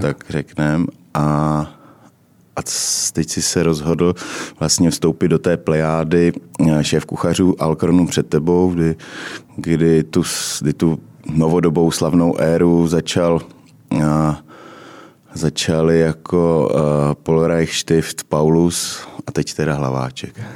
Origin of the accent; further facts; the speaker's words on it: Uherské Hradiště, Zlín Region, Czechia; já jsem taky z Moravy, jo, já jsem z Hradiště